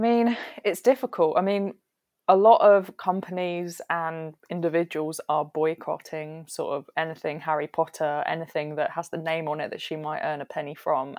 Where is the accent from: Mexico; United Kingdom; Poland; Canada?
United Kingdom; southern England; we don't say any of this down south